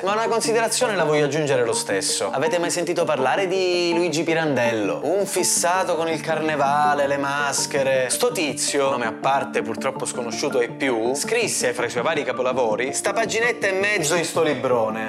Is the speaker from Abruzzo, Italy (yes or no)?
no; Sicily, Italy; Orgogliosamente veneto almeno il doppio di quanto io non sia orgogliosamente siciliano